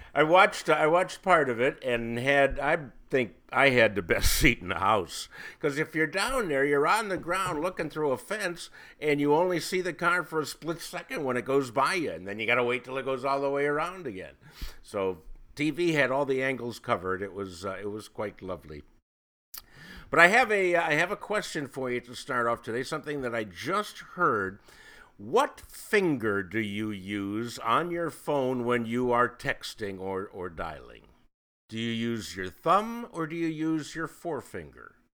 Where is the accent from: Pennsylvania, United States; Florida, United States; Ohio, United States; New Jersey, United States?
Ohio, United States; Cleveland; now in Illinois, United States; I grew up in Cleveland